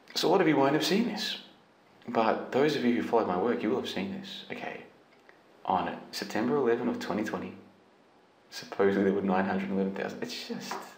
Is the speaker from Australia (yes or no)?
yes; Australia; I'm Australian citizen.